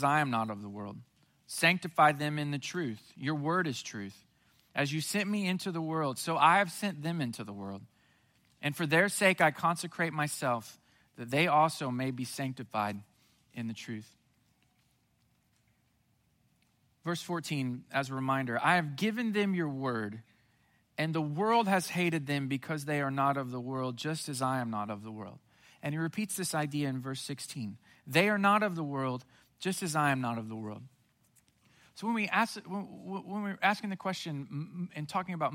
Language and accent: English; Southwest Missouri, United States; When I was growing up in Southwest Missouri as a teenager